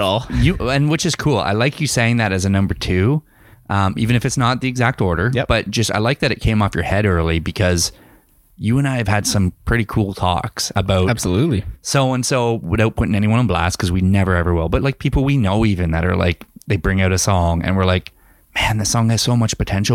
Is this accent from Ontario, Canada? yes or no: yes; London, Ontario, Canada; moved away as an adult; now in Kamloops, Canada; go home in my hometown